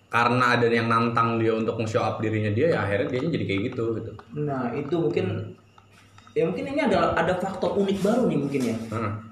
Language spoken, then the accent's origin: Indonesian; Jakarta, Indonesia; Uh, eh, gue kan tau sendiri gue kan anak Jakarta banget ya.